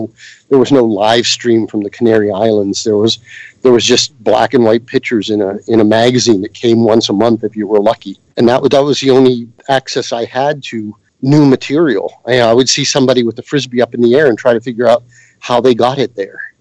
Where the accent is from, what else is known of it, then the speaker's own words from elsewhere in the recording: between Johnstown and Somerset, southwestern Pennsylvania, United States; moved away as an adult; also born or lived in California; I lived about halfway between Johnstown and Somerset in southwestern Pennsylvania, right on the edge of Appalachia. It's like mining area, but I grew up like dirt poor